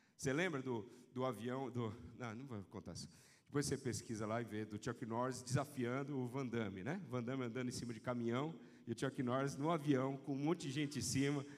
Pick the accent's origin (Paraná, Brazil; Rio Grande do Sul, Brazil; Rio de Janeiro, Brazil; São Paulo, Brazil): São Paulo, Brazil; São José dos Campos; quando eu era criança, morava lá no CTA, em São José dos Campos